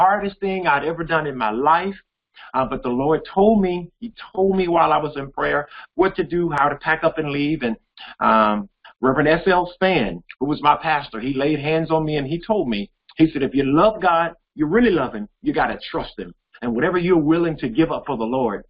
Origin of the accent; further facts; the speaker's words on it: Jackson, Mississippi, United States; I was born and raised here in Jackson, Mississippi, educated in the Jackson Public School